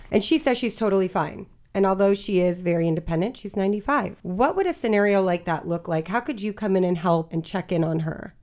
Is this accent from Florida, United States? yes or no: yes; Florida, United States; now in Maryland, United States; I'm originally from Florida